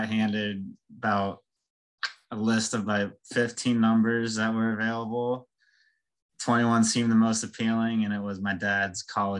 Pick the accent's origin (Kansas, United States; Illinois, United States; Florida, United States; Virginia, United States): Virginia, United States; Stafford; From Stafford, Virginia, little town about an hour outside of DC. Grew up there my whole life, pretty much. Family, both parents are from Pittsburgh, so all my sports teams are Pittsburgh.